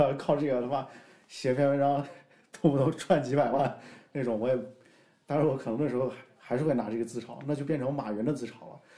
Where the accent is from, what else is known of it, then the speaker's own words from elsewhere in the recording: Shaanxi, China; 我们陕西人还是有点东西的